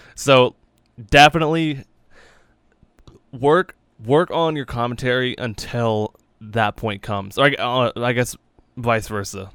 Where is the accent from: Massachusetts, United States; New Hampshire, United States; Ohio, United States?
New Hampshire, United States; we're from New Hampshire.